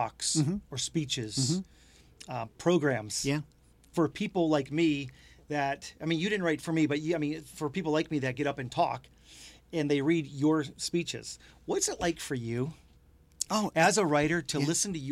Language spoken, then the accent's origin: English; Detroit, Michigan, United States; I'm from the Detroit area